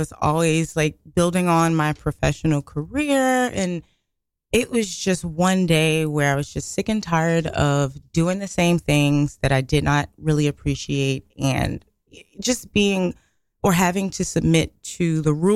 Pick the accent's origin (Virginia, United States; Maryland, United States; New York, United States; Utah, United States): New York, United States; New York City; growing up in Brooklyn